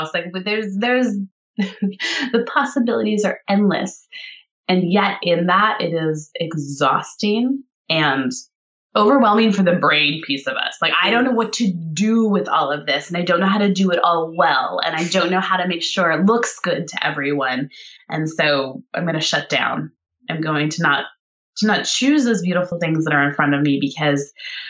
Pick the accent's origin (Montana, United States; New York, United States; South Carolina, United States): Montana, United States; moved away; I'm from Montana where I grew up.